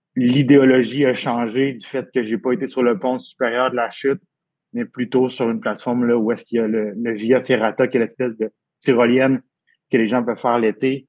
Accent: Abitibi-Témiscamingue, Quebec, Canada; je suis né en Abitibi-Témiscamingue euh, en 89

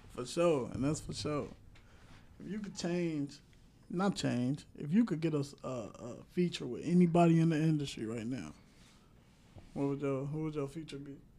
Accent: Cincinnati, Ohio, United States

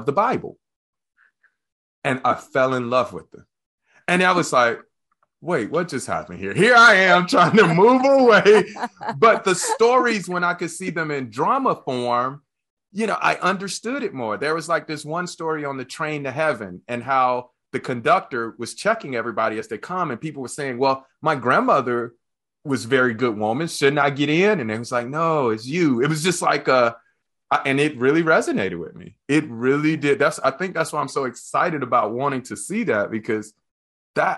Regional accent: Birmingham, Alabama, United States; I grew up in the church. I grew up in the Southern Baptist in Birmingham, Alabama.

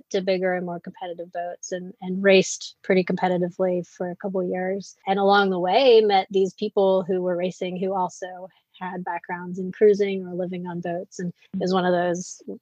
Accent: Richmond, United States; moved away as an adult; also born or lived in Ghana; now in Seattle, United States; No, no, I was I was from Richmond. Yeah, no, I was from Richmond. So I came back to Richmond first.

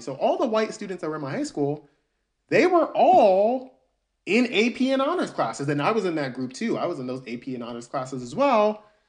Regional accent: Albany, Georgia, United States; born or raised there; also born or lived in New York City, United States

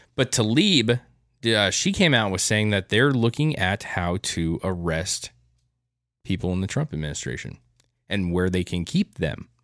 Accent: United States; we as American citizens

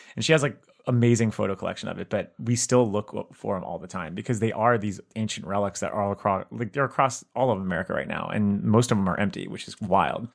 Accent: South Florida, United States; we grew up together in South Florida

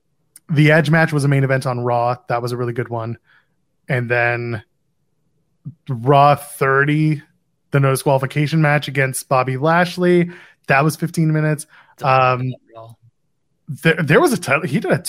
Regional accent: Ottawa, Ontario, Canada; my hometown of Ottawa

